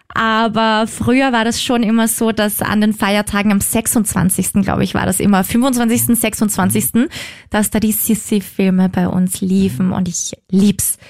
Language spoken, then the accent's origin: German; Austria; bei uns in Österreich